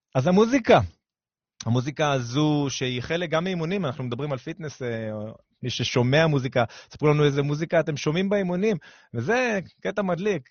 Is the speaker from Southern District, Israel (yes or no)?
yes; Ashkelon, Southern District, Israel; moved away; אני אשקלוני במקור, עיר קטנה בדרום על הים